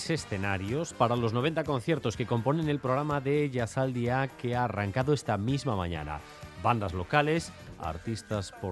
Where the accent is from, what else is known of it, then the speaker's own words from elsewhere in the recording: Bilbao, Basque Country, Spain; now in Pamplona, Spain; O sea, soy de Bilbao, vivo en Pamplona y estoy censada allí, pero venía aquí al puente